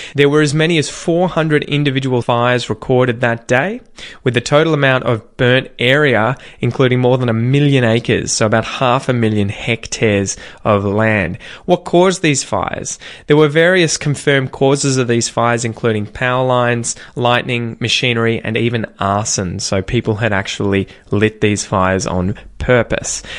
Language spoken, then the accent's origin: English; Australia; accent: general Australian